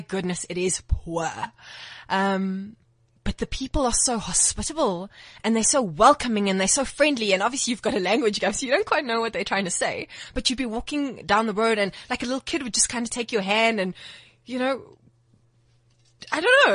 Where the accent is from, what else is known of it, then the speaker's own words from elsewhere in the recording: Port Elizabeth, Eastern Cape, South Africa; moved away; So originally, I am from Port Elizabeth